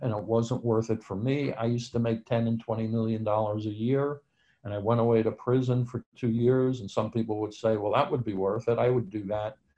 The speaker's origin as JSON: {"language": "English", "region": "New York", "country": "United States", "said": "I'm from New York, and that's where I was living at the time"}